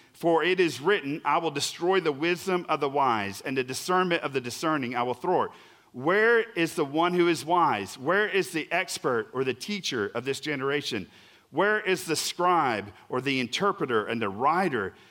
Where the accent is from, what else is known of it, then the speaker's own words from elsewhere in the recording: Oklahoma, United States; I'm really from Oklahoma